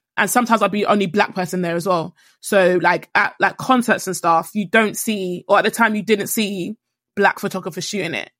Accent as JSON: {"language": "English", "country": "Nigeria", "said": "I'm Nigerian."}